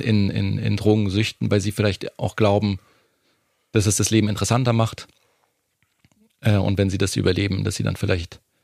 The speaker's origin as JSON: {"language": "German", "town": "Munich", "region": "Bavaria", "country": "Germany", "tie": "born or raised there", "moved": "yes", "lives_now": "Berlin, Germany", "said": "als Münchner"}